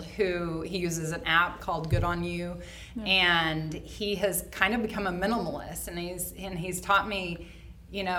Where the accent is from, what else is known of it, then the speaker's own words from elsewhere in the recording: Oklahoma, United States; moved away as an adult; now in Indianapolis, United States; I'm not from here. I'm from Oklahoma. I have lived here 12 years